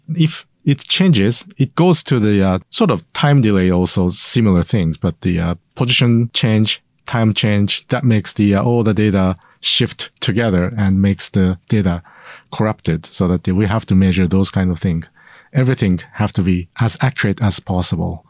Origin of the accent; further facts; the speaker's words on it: Sendai, Miyagi, Japan; I grew up in Sendai.